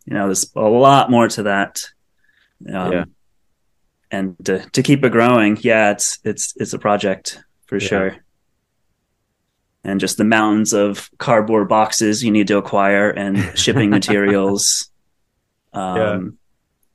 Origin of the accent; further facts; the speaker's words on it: Northeast, United States; accent: Northeast twang; now in Los Angeles, United States; growing up in the Northeast and in the whole jam band world in high school